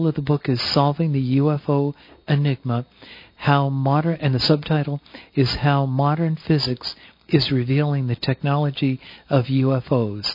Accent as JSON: {"language": "English", "region": "New Jersey", "country": "United States", "said": "I'm proudly from New Jersey"}